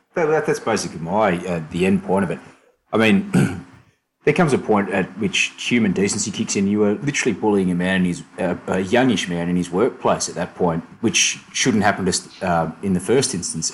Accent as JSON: {"language": "English", "country": "Australia", "moved": "as an adult", "lives_now": "London, United Kingdom", "said": "moved out from Australia to the UK"}